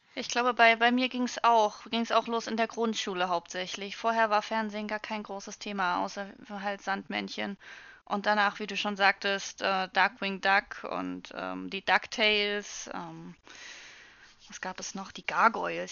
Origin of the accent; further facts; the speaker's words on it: Saxony, Germany; Also ich komme aus, äh, aus Sachsen